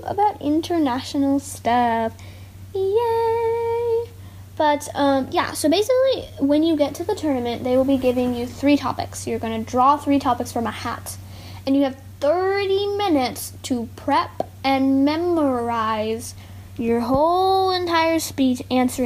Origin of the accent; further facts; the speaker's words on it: Texas, United States; I am a Texan